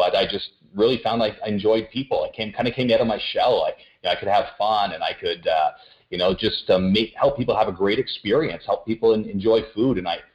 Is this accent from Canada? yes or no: yes; Ottawa, Ontario, Canada; I grew up just outside of Ottawa, so in the PN, Ontario, little suburb of Ottawa in the nation's capital